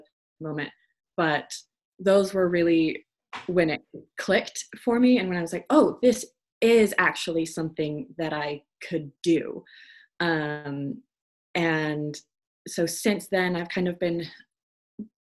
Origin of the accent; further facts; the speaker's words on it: Idaho, United States; moved away as an adult; also born or lived in Oregon; now in United Kingdom; I've been here for a couple of years, did my master's in acting musicianship, but I'm from Idaho, and Oregon is where feels like home